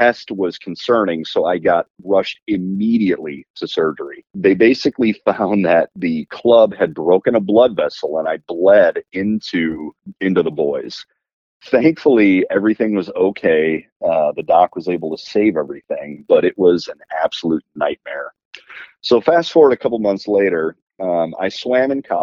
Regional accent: Nashville, Tennessee, United States; I'm from Nashville, Tennessee

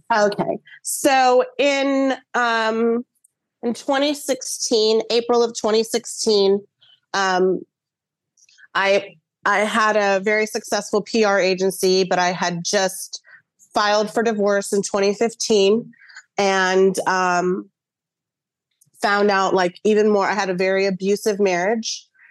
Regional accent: Dallas, Texas, United States; now in St. Petersburg, United States; I was born in Dallas, Texas, but I currently live in St. Pete, Florida.

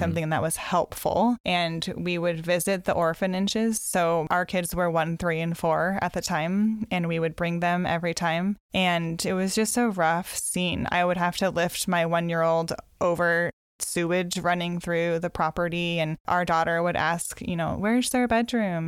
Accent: Mount Hood area, Oregon, United States; also born or lived in Tacoma / Tanzania; now in Carnation, United States; I grew up in the Mount Hood area in Oregon

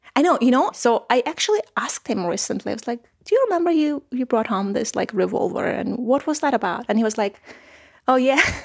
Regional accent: Armenia; So I was born in Soviet Armenia and I was raised in Soviet Armenia

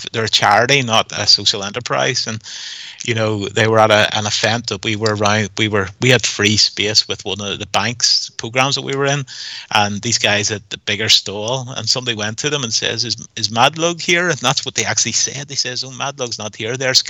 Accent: Northern Ireland, United Kingdom; we're from Northern Ireland

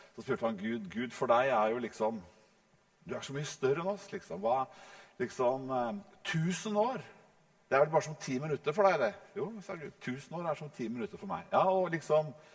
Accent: Norway; vi nordmenn

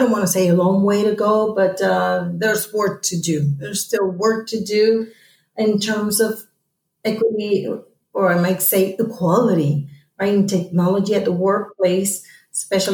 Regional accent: Puerto Rico; back in Puerto Rico, my hometown

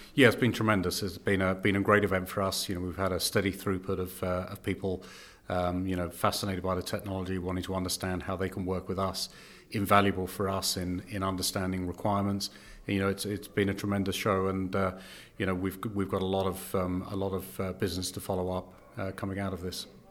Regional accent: United Kingdom; accent: British; moved away as an adult; now in Canada; as you can, uh, tell from my accent, I am British

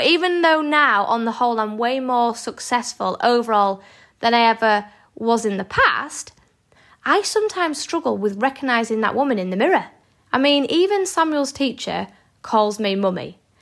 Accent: Yorkshire and the Humber, United Kingdom; I'm a Yorkshire lass.

